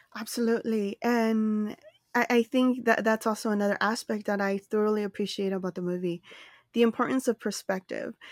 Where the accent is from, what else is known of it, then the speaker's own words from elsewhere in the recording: Los Angeles, California, United States; I reside in Los Angeles, California, which is also my hometown